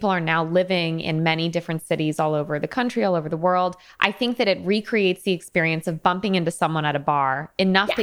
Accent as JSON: {"language": "English", "region": "Connecticut", "country": "United States", "said": "I am from Connecticut"}